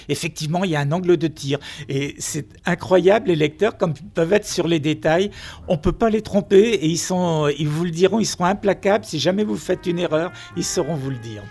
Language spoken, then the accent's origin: French; Finistère, Brittany, France; C'est vrai que je n'habite pas Nantes, je suis du Finistère